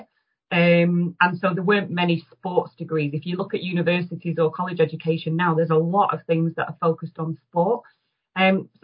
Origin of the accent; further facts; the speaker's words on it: Manchester, North West England, United Kingdom; as a Mancunian and someone that's worked in Greater Manchester a long time